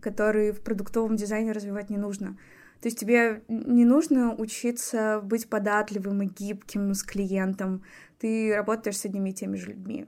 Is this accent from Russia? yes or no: yes; Anapa, Krasnodar Krai, Russia; also born or lived in Moscow; now in Saint Petersburg, Russia; Я выросла в Анапе